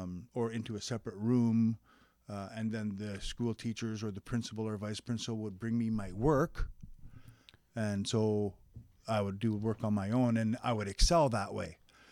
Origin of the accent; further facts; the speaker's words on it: Vernon, British Columbia, Canada; born there; also born or lived in Quesnel; Yeah, I was born in Vernon.